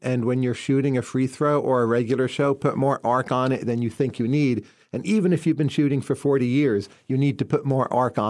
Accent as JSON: {"language": "English", "region": "New Jersey", "country": "United States", "tie": "born or raised there", "said": "So you grow up in population density, so you learn a lot from other people. A nice thing about coming from New Jersey"}